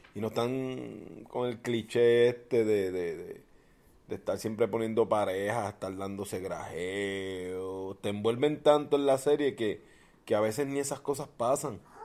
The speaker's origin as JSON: {"language": "Spanish", "country": "Puerto Rico", "said": "los boricuas somos, somos un bufeo"}